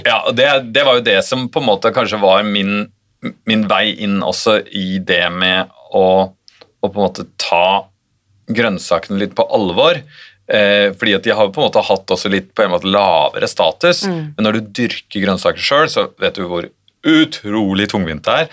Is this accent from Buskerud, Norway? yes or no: no; Oslo, Norway; Jeg vokste jo opp i, i Oslo